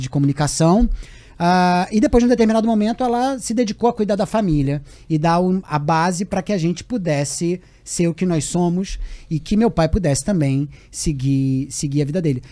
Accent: Rio de Janeiro, Brazil; de Vila da Penha, de Vista Alegre, dos lugares onde eu fui criado no bairro do Romário

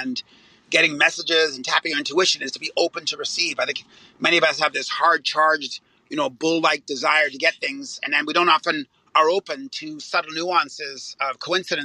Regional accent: Canada; I am Canadian

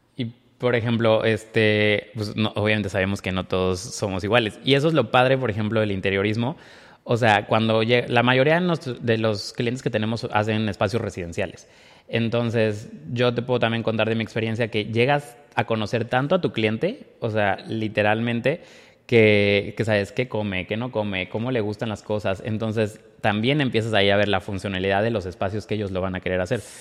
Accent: Córdoba, Veracruz, Mexico; moved away; en Córdoba, de donde soy yo

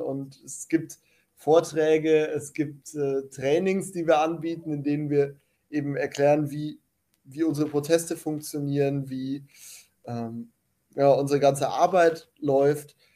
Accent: Germany; ich bin halt Deutscher und deswegen bin ich in Deutschland aktiv.

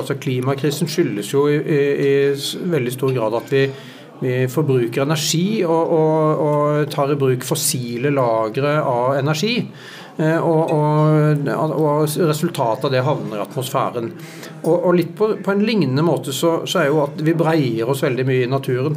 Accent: Sørlandet, Norway; jeg kommer fra Sørlandet og vokste opp eh, i stor grad ved sjøen

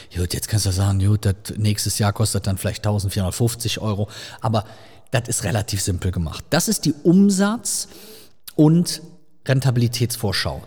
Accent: Rhineland, Germany; sagt man bei uns im Rheinland

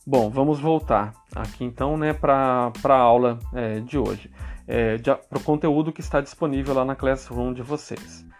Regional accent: São Paulo, Brazil; moved away; Eu sou paulista e vocês percebem que eu tenho um sotaque diferente

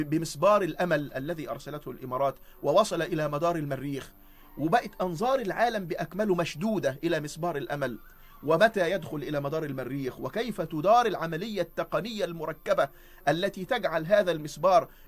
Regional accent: Egypt; وفلسفة التعليم عندنا كمصريين

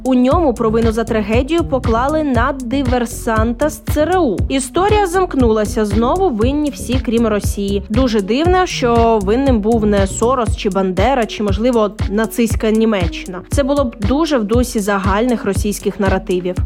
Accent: Ukraine; Ми з України

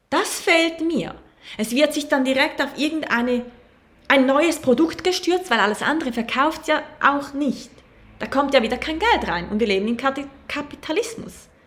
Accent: Costa Rica; Ich komme aus Costa Rica.

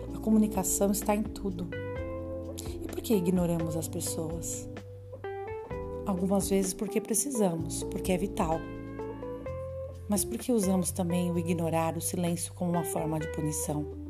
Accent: São Paulo, Brazil; Eu sou paulistana, moro na capital de São Paulo

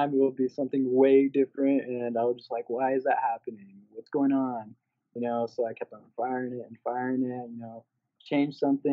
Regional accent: Douglas, Arizona, United States; I grew up in Douglas, Arizona.

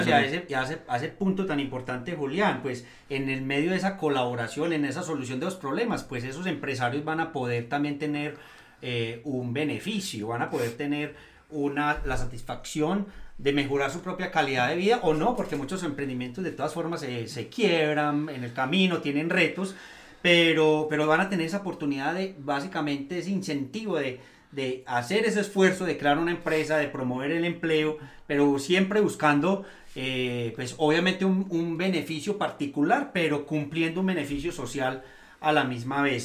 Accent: Eastern Antioquia, Colombia; nosotros, los orientales, los que somos de este territorio

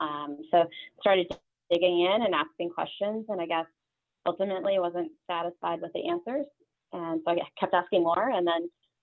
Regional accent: Fort Dodge, Iowa, United States; I grew up in Iowa, in Fort Dodge, Iowa, a town of 25,000 people. And my family's all sort of in and around that area.

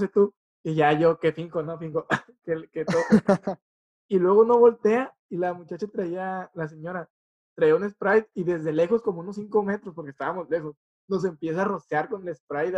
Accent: Mexico; vengo de México

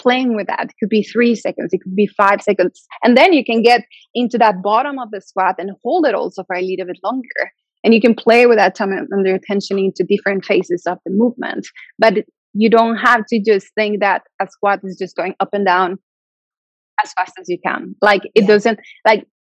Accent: Mexico; also born or lived in Santiago de Compostela, Spain / Madrid, Spain; now in Sweden; I'm from Mexico. I moved away many years ago, but I'm from Mexico.

